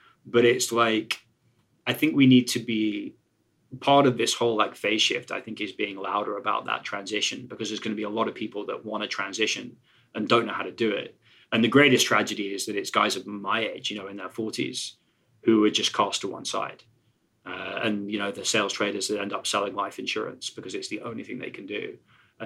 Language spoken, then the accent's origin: English; England, United Kingdom; I'm English